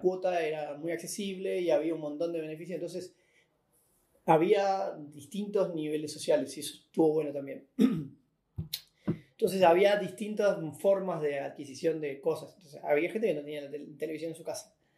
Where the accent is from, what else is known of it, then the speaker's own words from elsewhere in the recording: Merlo, Buenos Aires Province, Argentina; Crecí acá en, el oeste, en Merlo, en el barrio